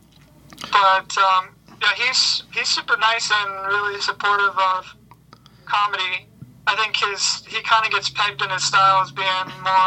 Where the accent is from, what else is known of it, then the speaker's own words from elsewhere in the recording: Cincinnati, Ohio, United States; moved away as an adult; also born or lived in Chicago, Illinois; now in Grand Rapids, United States; I'm from Cincinnati, Ohio area